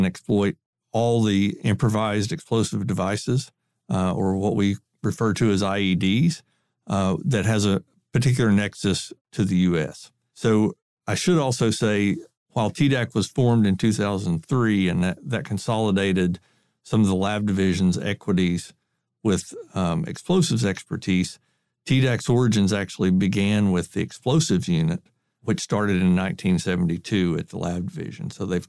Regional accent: Kentucky, United States; I was from Kentucky and went to the University of Kentucky Engineering School and spent some time in Lexington, Kentucky, working for a couple of general contractors there.

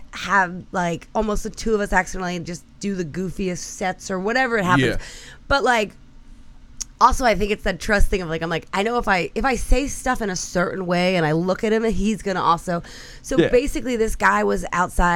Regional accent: Delaware County, Pennsylvania, United States; I'm from Delco

